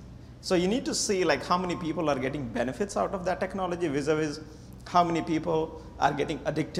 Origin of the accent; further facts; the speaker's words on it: India; moved away; So I come from India, and that too from rural India. I left my village, I guess, in 2000